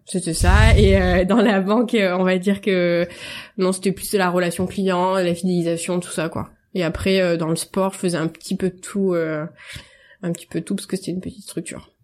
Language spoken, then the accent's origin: French; Marseille, Provence-Alpes-Côte d'Azur, France; je suis marseillaise